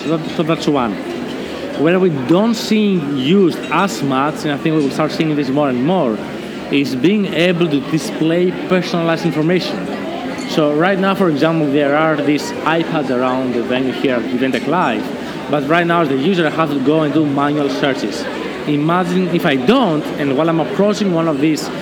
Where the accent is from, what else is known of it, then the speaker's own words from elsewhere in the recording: Greece; I was born and raised in Greece